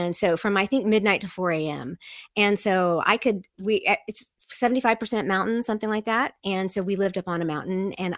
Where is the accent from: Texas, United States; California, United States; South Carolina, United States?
Texas, United States; also born or lived in Seoul, South Korea; now in Virginia, United States; Yeah, I grew up as a Texan. I grew up overseas, but I was a Texan from the day I was born until I spent most of my life in Virginia. So I'm over on the East Coast now.